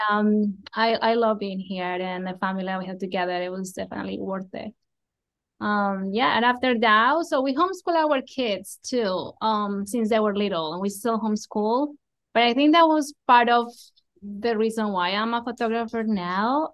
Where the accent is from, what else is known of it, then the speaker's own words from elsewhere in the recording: Colombia; moved away as an adult; I am from Colombia. I was born, raised there.